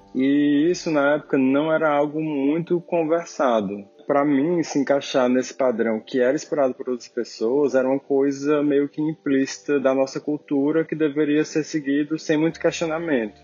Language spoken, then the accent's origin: Portuguese; Fortaleza, Ceará, Brazil; eu nasci e fui criado em Fortaleza, no estado do Ceará